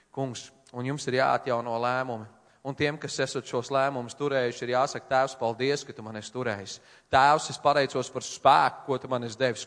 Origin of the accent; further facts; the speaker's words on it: Latvia; es no Latvijas